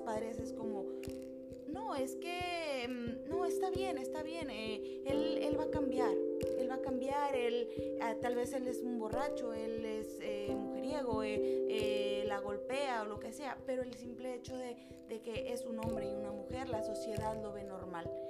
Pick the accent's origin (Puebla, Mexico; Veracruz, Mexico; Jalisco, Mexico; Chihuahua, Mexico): Jalisco, Mexico; a small town in; moved away as an adult; now in Vancouver, Canada; yo nací en un pequeño pueblo eh, que está en Jalisco. Eh, no es muy grande, pero está muy lindo. estuve viviendo ahí hasta mis 27 años de edad.